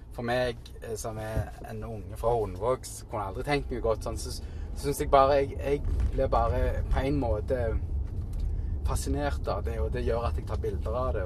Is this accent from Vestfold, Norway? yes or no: no; Stavanger, Rogaland, Norway; moved away as an adult; now in New York, United States; jeg var tenåring og bodde hjemme i Norge